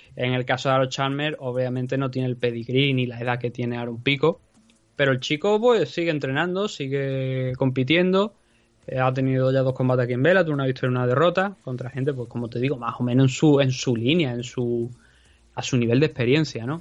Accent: Andalusia, Spain; accent: andaluz; also born or lived in Valencia; por ser andaluz

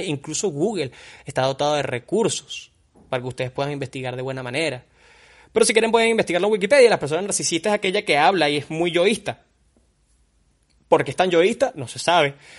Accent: Margarita, Nueva Esparta, Venezuela; also born or lived in Caracas; yo nací en Caracas, pero viví toda mi vida en Margarita

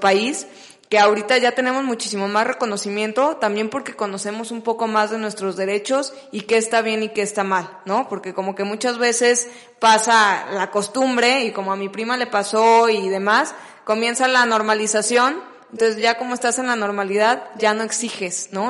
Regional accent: Guadalajara, Jalisco, Mexico; yo que soy de Guadalajara

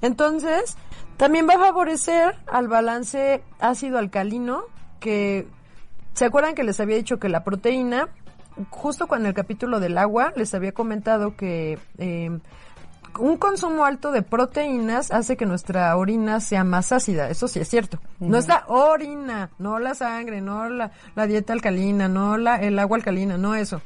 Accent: Mexico; somos muchísimos mexicanos

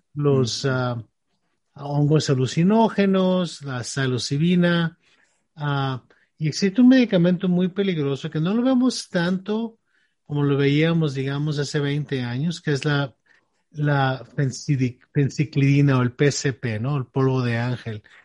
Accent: Mexico; tú y yo crecimos en México

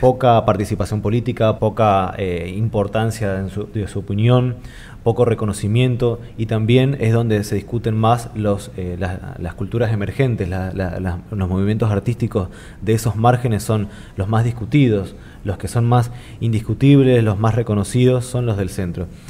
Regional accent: Argentina; comunidad argentina

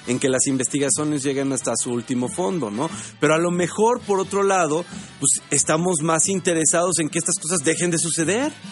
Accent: Mexico

